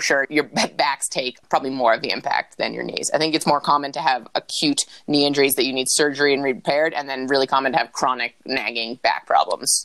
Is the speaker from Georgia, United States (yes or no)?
no; Vermont, United States; born or raised there; also born or lived in New Hampshire